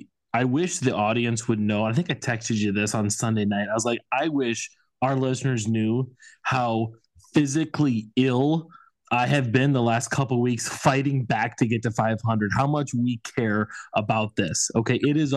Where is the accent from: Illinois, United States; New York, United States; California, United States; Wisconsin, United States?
Wisconsin, United States; Darlington; the Darlington Redbirds, my hometown boys.